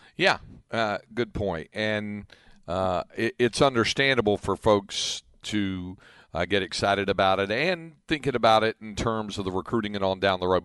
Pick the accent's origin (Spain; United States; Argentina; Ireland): United States; North Carolina; now in Williamson County, Texas, United States; near where I grew up in North Carolina